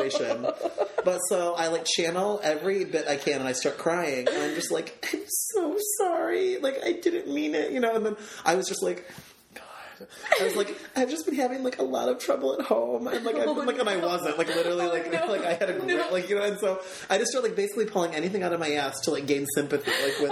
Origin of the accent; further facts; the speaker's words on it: Aurora, Illinois, United States; I'm from Aurora